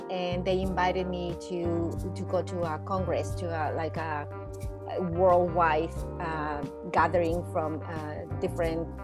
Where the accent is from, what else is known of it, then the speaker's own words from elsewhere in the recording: Mexico; moved away as an adult; now in Vancouver, Canada; I'm from Mexico originally. I was born there and I left. I studied there.